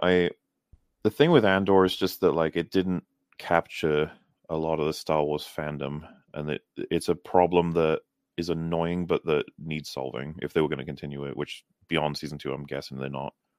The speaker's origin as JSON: {"language": "English", "region": "Wales", "country": "United Kingdom", "said": "I'm very Welsh, actually."}